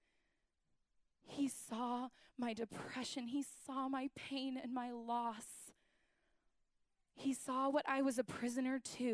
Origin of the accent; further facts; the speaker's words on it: Austin, Texas, United States; move back to Austin